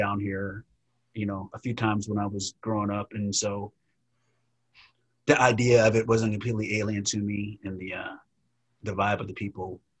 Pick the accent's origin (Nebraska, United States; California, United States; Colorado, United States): California, United States; But growing up in Southern California, really, that stuff happened all the time there.